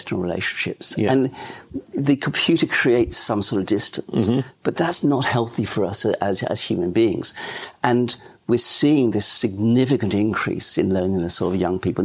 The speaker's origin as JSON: {"language": "English", "region": "England", "country": "United Kingdom", "tie": "born or raised there", "moved": "yes", "lives_now": "Australia", "said": "I was born in England, so the transition to Australia wasn't too difficult."}